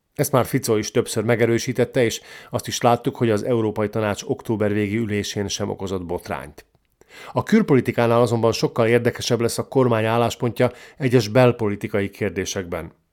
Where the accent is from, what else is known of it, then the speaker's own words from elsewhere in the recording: Slovakia; szlovákiai magyarként